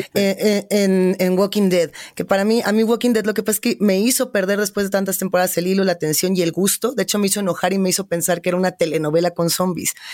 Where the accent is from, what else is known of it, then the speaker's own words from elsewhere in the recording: Mexico; como centroamericanos, latinoamericanos, como mexicanos